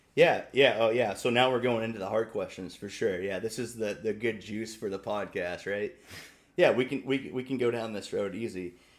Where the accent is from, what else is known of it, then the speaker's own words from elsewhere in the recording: Maine, United States; I remember growing up, I mean, we're both from Little L from Maine